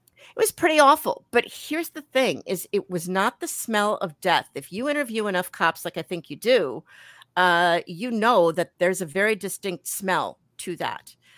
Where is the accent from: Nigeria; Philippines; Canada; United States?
United States; Milwaukee, Wisconsin; accent: New York; also born or lived in New York; we came back here in, uh, when I was ten years old, and so spent the rest of my life here in, in Milwaukee